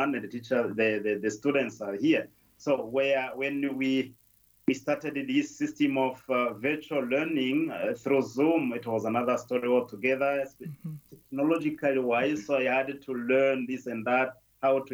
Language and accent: English; Northern Province, Rwanda; moved away as an adult; also born or lived in Zambia; That's where I was born. That's where I grew up